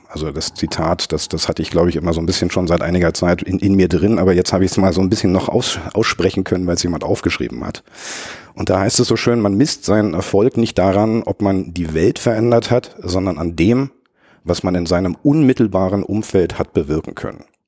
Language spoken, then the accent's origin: German; Berlin, Germany; Berliner, gebürtiger Berliner, einer der, der, der letzten verbliebenen Eingeborenen